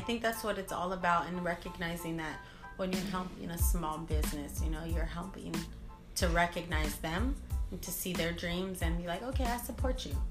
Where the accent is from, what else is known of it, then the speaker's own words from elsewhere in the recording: Long Beach, California, United States; I'm from Long Beach, LBC